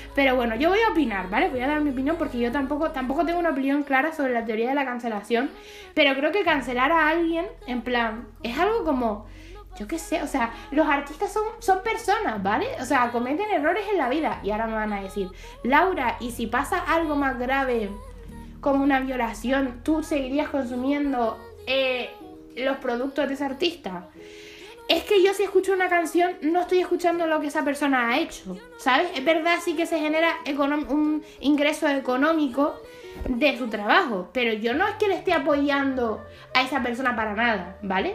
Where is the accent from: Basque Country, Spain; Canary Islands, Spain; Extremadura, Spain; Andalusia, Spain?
Canary Islands, Spain; yo soy canaria